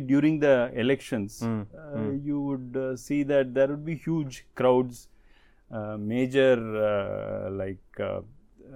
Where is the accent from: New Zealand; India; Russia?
India; Chennai, Tamil Nadu; now in Pune, India; The place where I was born and brought up in Chennai, it's in North Madras, one of the most congested localities of Chennai